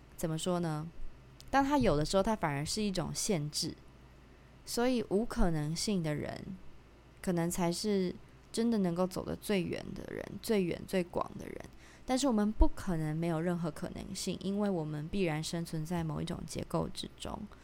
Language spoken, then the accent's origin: Chinese; Tainan, Taiwan; 我是一个，呃，台南人，我不可能做的一个选择是我，我要变成一个台北人，这样子，因为我就是在台南出生的